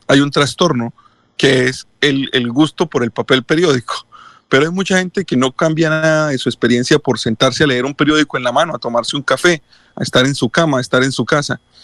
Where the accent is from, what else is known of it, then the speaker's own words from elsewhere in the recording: Colombia; nosotros en Colombia, la primera radio que escuchamos fue la radio de Cuba